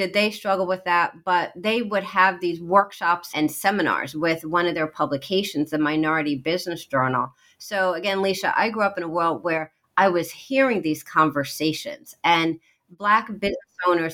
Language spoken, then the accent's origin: English; Iowa, United States; moved away; also born or lived in East Coast; I'm actually a Midwestern girl born in Iowa